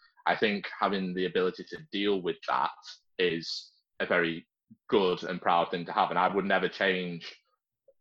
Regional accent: Yorkshire and the Humber, United Kingdom; now in Liverpool, United Kingdom; I live in Liverpool. I was born in Yorkshire

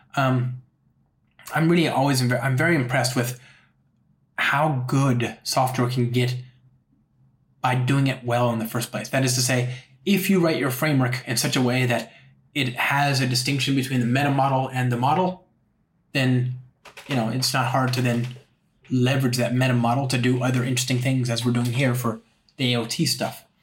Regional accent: Los Angeles, California, United States; now in San Francisco, United States; I'm from Los Angeles.

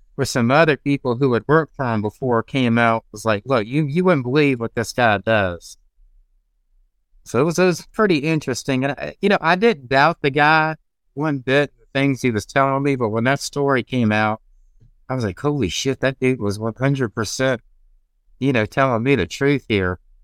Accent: Augusta, United States; my hometown of Augusta

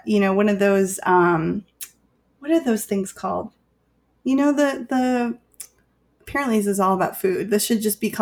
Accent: Chicago, Illinois, United States; I'm from Chicago

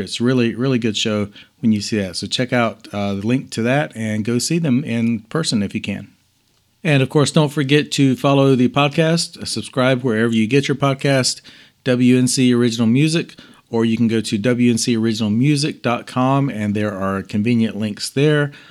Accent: Denver, Colorado, United States; Denver is my hometown

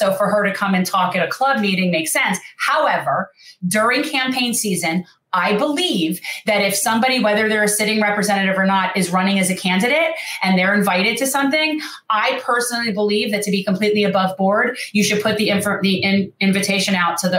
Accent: South Florida, United States; growing up in South Florida forever

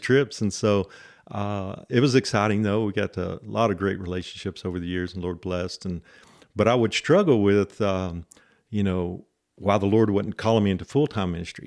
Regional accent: Lubbock, Texas, United States; I grew up here in Lubbock

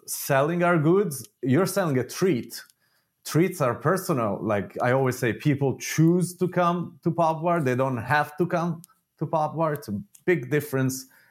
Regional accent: Italy; moved away; I grew up in Italy

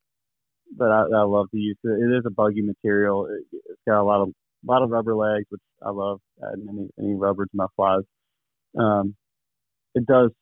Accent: Goochland, Virginia, United States; I'm in central Virginia, right outside of Richmond, west of Richmond a little ways, in between Richmond and Charlottesville, a little town called Goochland, and Goochland's bordered on the southern county line by the James River. So I was raised in the James River, smallmouth fishing.

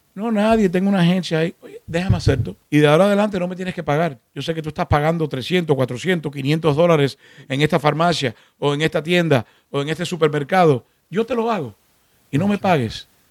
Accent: Miami, Florida, United States; also born or lived in Cuba; Vinimos de Cuba. Nos criamos aquí en Miami.

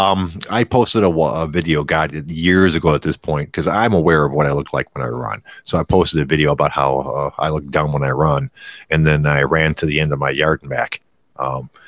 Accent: Michigan, United States; I am from Michigan myself

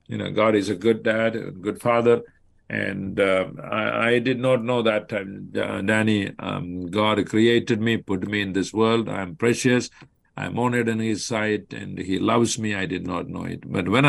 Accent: Kollam, Kerala, India; moved away as an adult; now in Chicago area, United States; I grew up in the state of Kerala, in the district or the county of Kollam, and a family of 8 children. I was born as the firstborn.

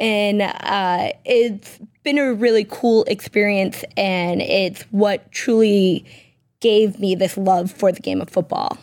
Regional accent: Peabody, Massachusetts, United States; I was born and raised in Peabody, Massachusetts

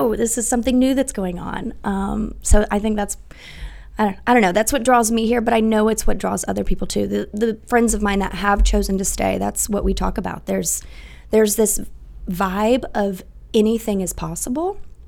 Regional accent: Dallas, Texas, United States; moved away as an adult; now in South Bend, United States; So I am not from here. I grew up in Dallas, Texas.

